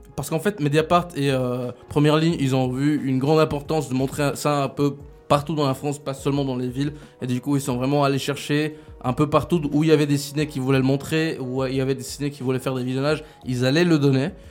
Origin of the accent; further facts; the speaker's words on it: Switzerland; je suis un petit Suisse